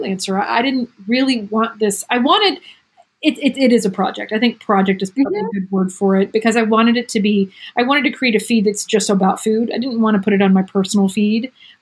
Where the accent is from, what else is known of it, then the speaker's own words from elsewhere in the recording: United States; moved away as an adult; also born or lived in New York; now in France; as an American coming here